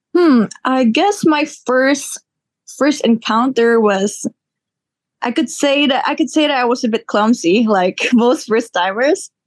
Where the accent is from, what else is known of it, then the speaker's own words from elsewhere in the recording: Philippines; I am a Filipina born and raised here.